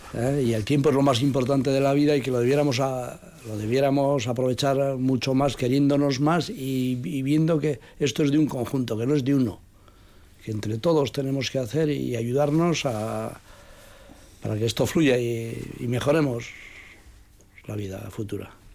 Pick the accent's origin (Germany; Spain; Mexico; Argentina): Spain; Pobes, Basque Country; yo soy he nacido allá, estoy allá y quiero seguir estando allá